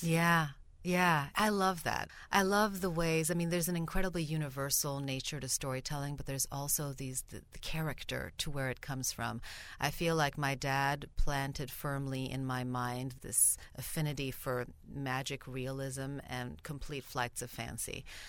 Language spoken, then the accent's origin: English; Stockholm, Stockholm County, Sweden; first language Bulgarian; English is a second language; moved away as an adult; also born or lived in Saint Paul, Minnesota, United States; now in Minnesota, United States; when they married, they moved to Sweden, which is where I grew up. So I'm Swedish nationality, and I grew up in Stockholm